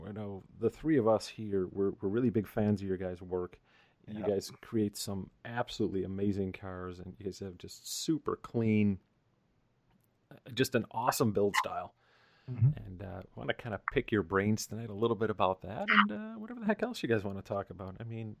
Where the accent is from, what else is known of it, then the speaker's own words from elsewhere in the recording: Northeast, United States; moved away as an adult; I grew up in the Northeast